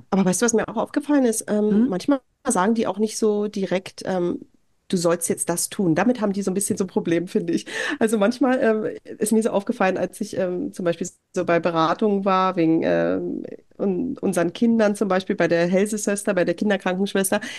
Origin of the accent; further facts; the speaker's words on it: Germany; moved away as an adult; now in Norway; für mich als Deutsche